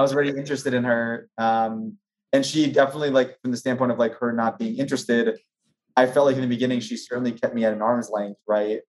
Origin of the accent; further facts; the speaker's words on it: New Jersey, United States; moved away as an adult; also born or lived in Maryland; now in New York, United States; born and raised in New Jersey.